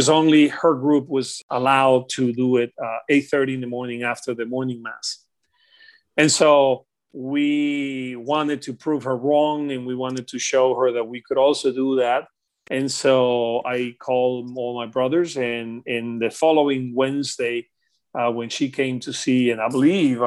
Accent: Venezuela; moved away as an adult; also born or lived in Caracas, Venezuela / Miami; now in United States; I grew up in Venezuela.

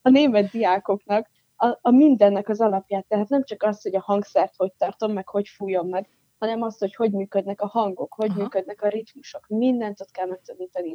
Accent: Pécs, Baranya, Hungary; Pécset nőttem fel

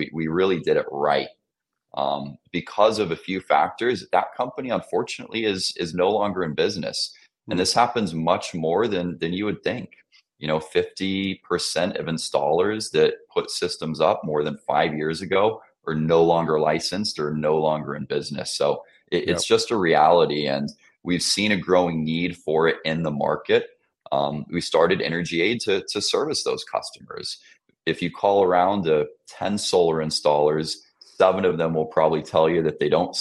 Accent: California, United States; I'm California, born and raised. Family was originally from Mission Viejo

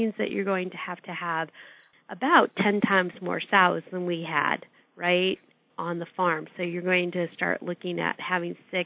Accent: Nebraska, United States; born or raised there; moved away

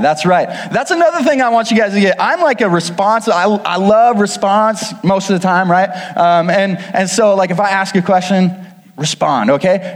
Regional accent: Kirksville, Missouri, United States; I grew up outside of Kirksville, Missouri

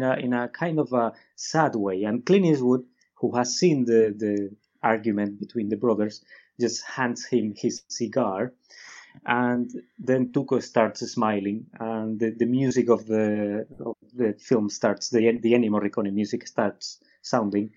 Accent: Guadalajara, Castilla-La Mancha, Spain; it's a small town called Guadalajara, which is 1 hour away from Madrid. It's my hometown

